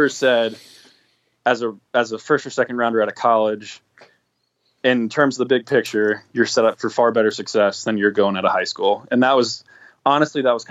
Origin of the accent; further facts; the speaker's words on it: Virginia, United States; also born or lived in Connecticut / New Jersey; So I've lived in Virginia since I was like three. So I guess I was born in Connecticut. We moved shortly to Virginia shortly after, brief stint in New Jersey and then to Virginia. So I lived there my whole life basically